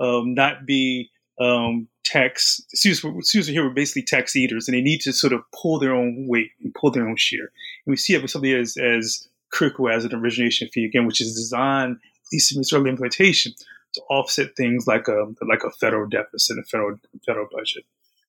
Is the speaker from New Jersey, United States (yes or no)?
yes; New Jersey, United States; I'm from New Jersey. My family is from New Jersey.